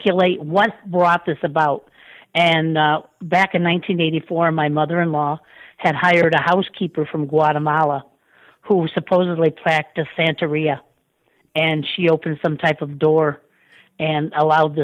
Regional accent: New York, United States; now in Rancho Cucamonga, United States; I'm from New York originally

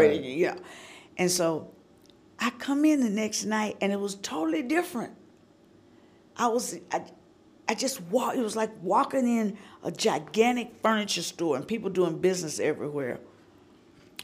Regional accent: High Point, North Carolina, United States; moved away as an adult; now in Nashville, United States; I grew up 5 miles from Thomasville.

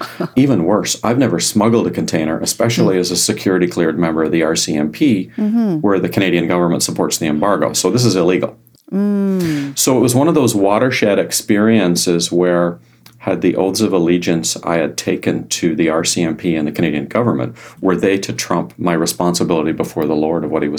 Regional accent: Ireland; I'm Irish

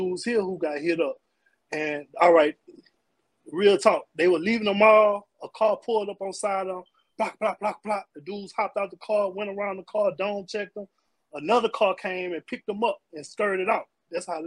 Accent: Baton Rouge, Louisiana, United States; I'm from Baton Rouge. I still live here.

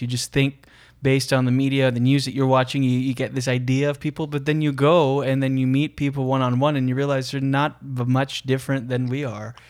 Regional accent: Moncton, New Brunswick, Canada; I'm from Moncton, New Brunswick.

